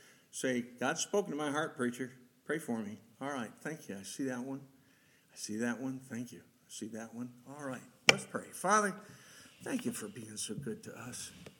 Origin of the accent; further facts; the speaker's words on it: Rochester, United States; I was born and raised in Rochester.